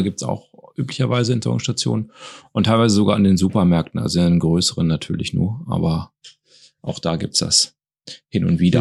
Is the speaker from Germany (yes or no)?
yes; North Rhine-Westphalia, Germany; wir kommen ja jetzt aus Nordrhein-Westfalen